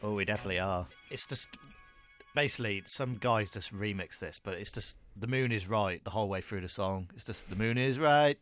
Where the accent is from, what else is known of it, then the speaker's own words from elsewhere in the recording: Telford, West Midlands, United Kingdom; my hometown, um, 'cause I live in a place called Telford